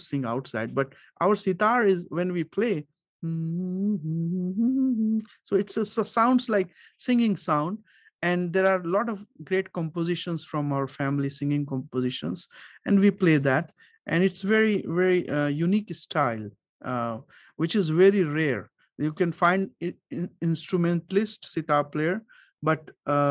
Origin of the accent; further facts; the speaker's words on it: Varanasi, Uttar Pradesh, India; I'm from the same city where was Ravi Shankar was from, Varanasi